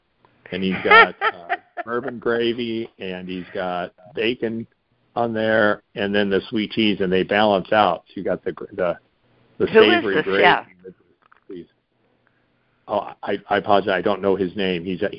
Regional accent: Midwest, United States; I grew up in the Midwest

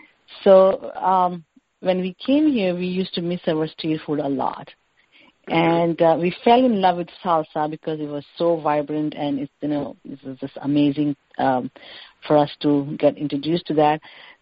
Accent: India; No, we are not Pakistani. We are from India.

